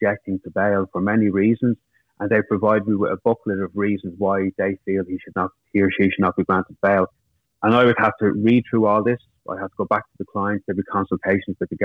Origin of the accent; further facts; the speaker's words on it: Dublin, Leinster, Ireland; I grew up in Finglas, it's a working class area of Dublin.